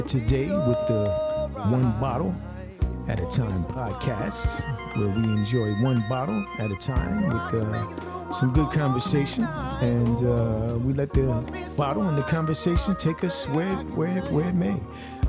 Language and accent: English; United States; I was born in grew up in the United States.